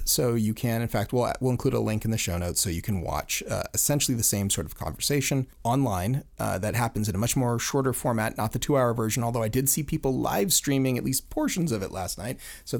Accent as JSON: {"language": "English", "region": "Florida", "country": "United States", "said": "Yeah, well, I'm from Florida. Whoa. Yeah, yeah, so, I guess that is the South."}